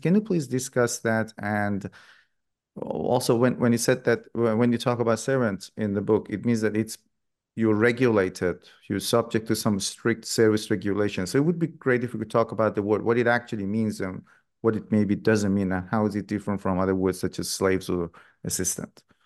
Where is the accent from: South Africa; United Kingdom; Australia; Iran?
Iran; moved away; I grew up in Iran myself